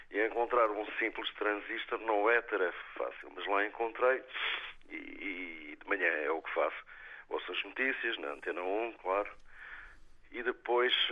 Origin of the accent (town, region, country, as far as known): Azores, Portugal; moved away